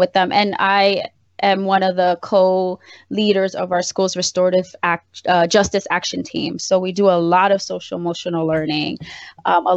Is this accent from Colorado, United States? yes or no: no; New York City, New York, United States; I was raised in the South Bronx